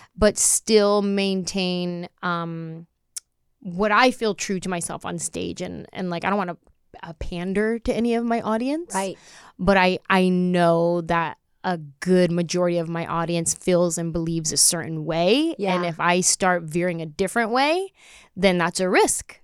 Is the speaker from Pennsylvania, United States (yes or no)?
no; San Jose, California, United States; growing up in San Jose